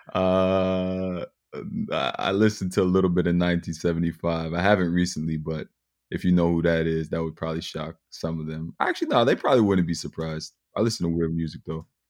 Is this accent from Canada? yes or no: yes; Mississauga, Ontario, Canada; growing up in Mississauga